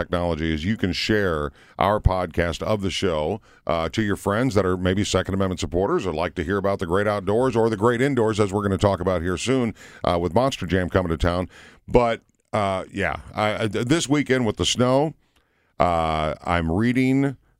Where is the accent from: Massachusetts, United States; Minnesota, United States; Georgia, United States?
Minnesota, United States; I grew up in Minnesota.